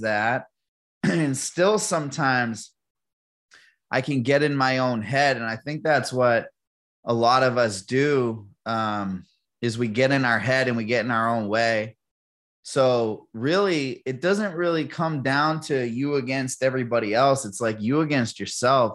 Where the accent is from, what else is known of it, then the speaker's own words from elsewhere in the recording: Manchester, New Hampshire, United States; Born and raised in Manchester, New Hampshire